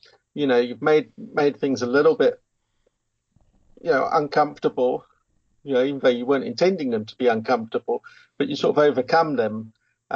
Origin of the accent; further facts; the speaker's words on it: England, United Kingdom; moved away as an adult; now in South Africa; Well, I was born in England in 1970, which where I grew up. And then at the age of 20, I was wanting to travel the world a bit, and I had an uncle here in South Africa.